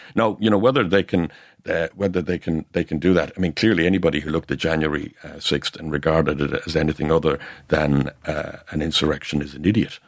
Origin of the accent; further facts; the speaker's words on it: North Cork, Munster, Ireland; I'm from North Cork